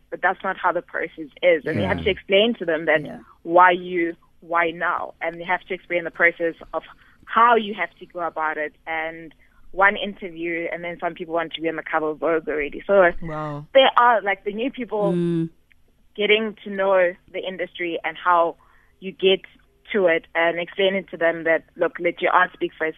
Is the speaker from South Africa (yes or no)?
yes; Modisakeng, North West, South Africa; from a small village in the northwest, about 30 kilometers from Kansas City.